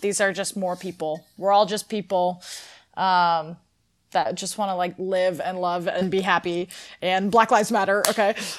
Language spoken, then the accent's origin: English; Northern California, United States; I am from Northern California